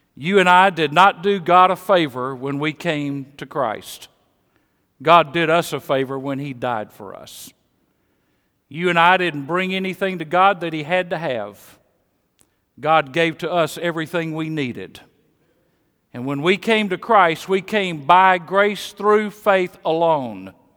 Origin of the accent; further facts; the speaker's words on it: Mississippi, United States; accent: Mississippi; moved away as an adult; also born or lived in Kansas City; my Mississippi accent